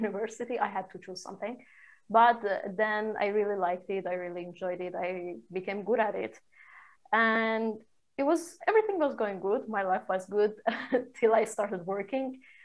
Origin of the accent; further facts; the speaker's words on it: Shiraz, Fars, Iran; moved away as an adult; also born or lived in Cyprus / Milan, Italy; I'm from Iran, uh, originally from Iran, uh, Shiraz, uh, a city in south west of Iran. I got out of Iran when I was 18.